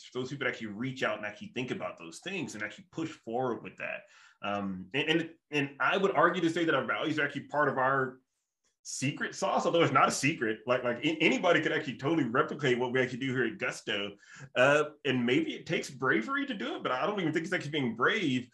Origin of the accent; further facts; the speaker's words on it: the South, United States; moved away; like me as a Southerner